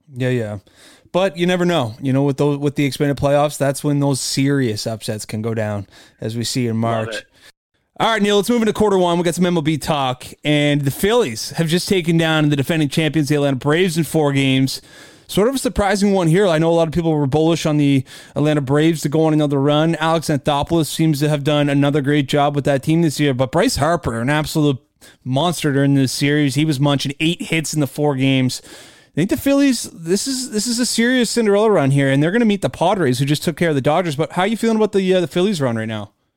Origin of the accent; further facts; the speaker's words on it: Canada; being Canadian